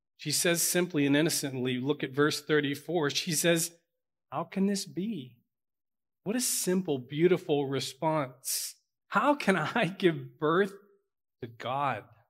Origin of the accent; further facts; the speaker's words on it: Pittsburgh, Pennsylvania, United States; I'm from Pittsburgh.